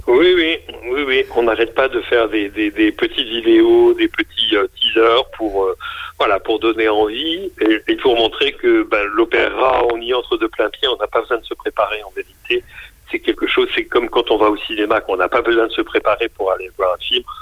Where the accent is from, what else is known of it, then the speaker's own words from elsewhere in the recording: Lille, Hauts-de-France, France; moved away; j'ai passé mon enfance à Lille